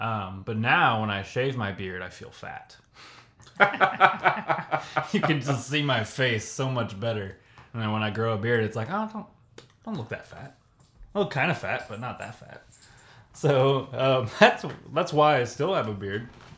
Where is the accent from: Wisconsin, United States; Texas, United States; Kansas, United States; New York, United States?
Kansas, United States; It's like, well, here are our roots. We're from Kansas.